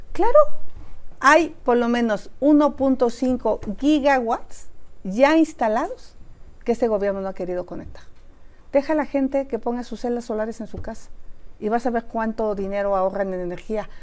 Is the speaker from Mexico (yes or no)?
yes; Mexico; mi pueblo se llama Tepa